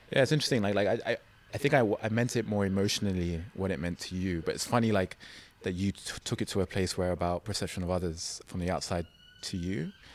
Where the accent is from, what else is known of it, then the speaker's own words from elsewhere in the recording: London, United Kingdom; I grew up in London